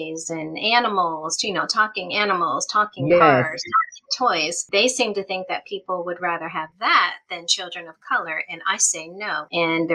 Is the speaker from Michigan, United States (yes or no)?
yes; Michigan, United States; I am from Michigan